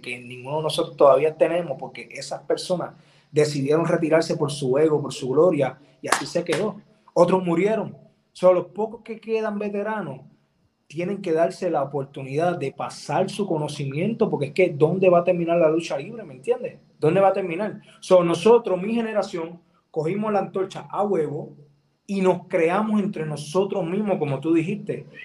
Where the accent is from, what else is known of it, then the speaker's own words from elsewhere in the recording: Puerto Rico; aquí en Puerto Rico, en mi tierra